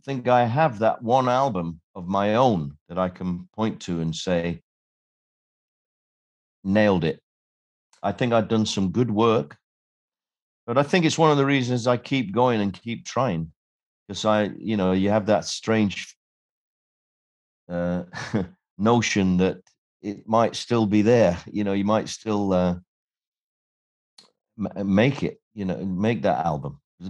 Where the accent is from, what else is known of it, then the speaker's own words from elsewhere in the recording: Sheffield, Yorkshire and the Humber, United Kingdom; I was a kid from Sheffield. I had no connections.